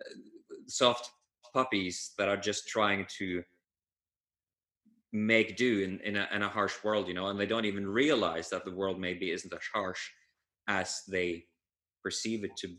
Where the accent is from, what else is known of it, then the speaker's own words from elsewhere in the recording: Norway; I'm from Norway, and this part of the world, Scandinavia, the Nordics, or even Northern